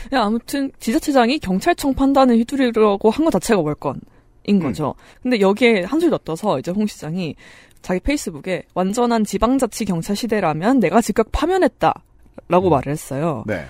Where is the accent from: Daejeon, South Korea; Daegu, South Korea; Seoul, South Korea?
Daegu, South Korea; 제 고향 얘기여서도 있고요